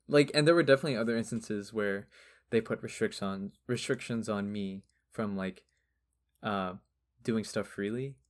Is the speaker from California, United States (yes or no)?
yes; Long Beach, California, United States; I grew up in Long Beach